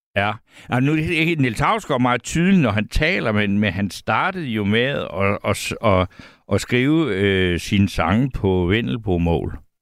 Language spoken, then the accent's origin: Danish; Svendborg, Southern Denmark, Denmark; jeg er fra Svendborg, der kan jeg vejene